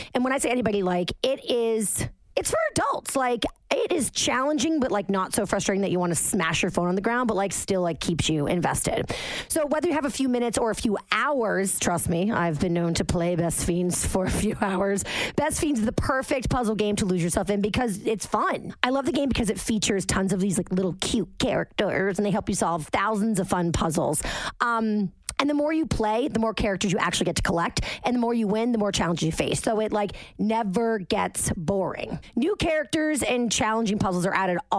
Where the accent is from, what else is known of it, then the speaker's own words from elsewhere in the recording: Cohasset, Massachusetts, United States; the house that I grew up in Cohasset